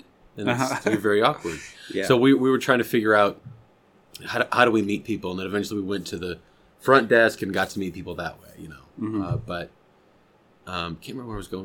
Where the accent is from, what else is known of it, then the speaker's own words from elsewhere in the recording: Rockford, Illinois, United States; now in Oklahoma, United States; I'm from Illinois. I'm from Northern Illinois, a city called Rockford